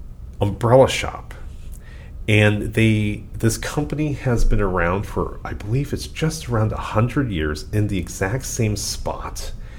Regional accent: California, United States; Even as a Californian.

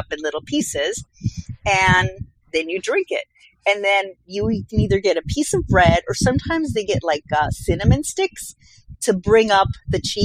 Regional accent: Colombia; moved away; my home country, Colombia

